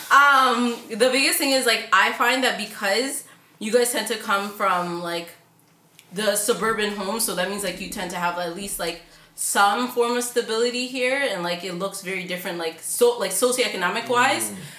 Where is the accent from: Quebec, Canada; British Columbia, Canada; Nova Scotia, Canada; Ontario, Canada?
Ontario, Canada; Toronto; I grew up in York between North York